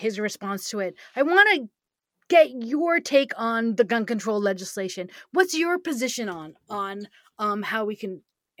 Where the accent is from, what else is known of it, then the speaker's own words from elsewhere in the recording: New York, United States; also born or lived in California; I grew up in New York, and I spent part of my childhood in California, and so many other states.